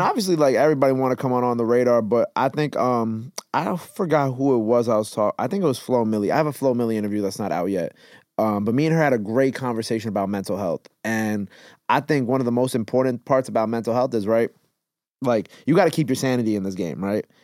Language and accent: English; Long Island, New York, United States; also born or lived in Queens, New York; early years it was in Queens. Then I did most of my school out in Long Island.